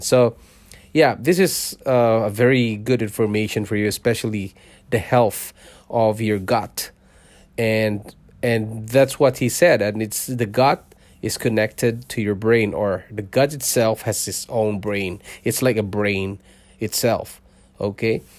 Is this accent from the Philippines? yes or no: yes; Philippines; moved away as an adult; also born or lived in Singapore; now in Canada; I was born in Philippines. I'm a Filipino